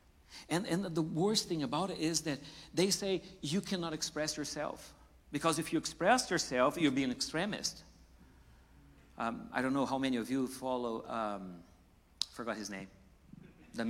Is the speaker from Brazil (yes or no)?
yes; Brazil; now in United States; I came from Brazil.